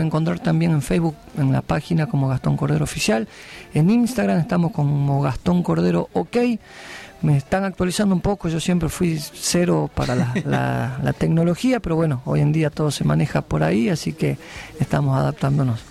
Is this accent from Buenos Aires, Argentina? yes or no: no; Salvador Mazza, Salta, Argentina; moved away; yo me crié en Salvador Massa frontera con Bolivia, viví 16 años allá